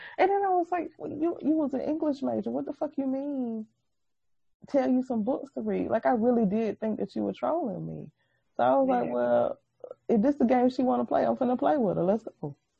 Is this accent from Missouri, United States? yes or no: yes; Missouri, United States; I'm from Missouri. You have to show me that you mean it.